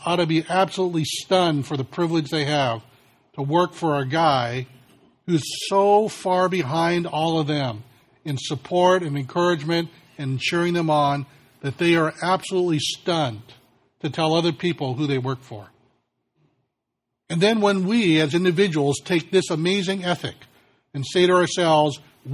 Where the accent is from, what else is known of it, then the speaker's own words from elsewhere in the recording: California, United States; as a Californian